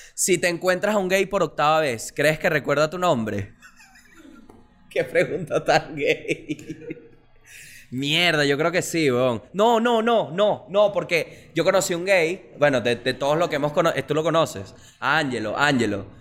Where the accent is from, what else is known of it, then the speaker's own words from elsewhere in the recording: Venezuela; somos los venezolanos con Ferrari